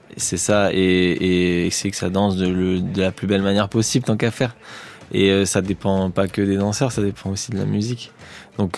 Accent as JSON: {"language": "French", "town": "Marseille", "region": "Provence-Alpes-Côte d'Azur", "country": "France", "tie": "born or raised there", "said": "j'ai grandi à Marseille, j'ai pas non plus grandi euh, en Norvège."}